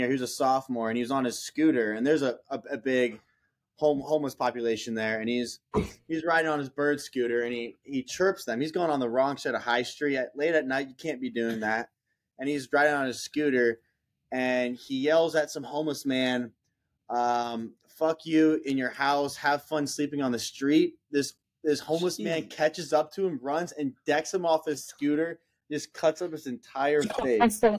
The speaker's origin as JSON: {"language": "English", "town": "Columbus", "region": "Ohio", "country": "United States", "said": "I am from Columbus, Ohio."}